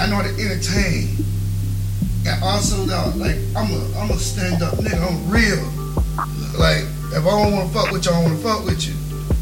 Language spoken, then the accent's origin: English; Plant City, Florida, United States; also born or lived in Lakeland, Florida; I'm from Plant City.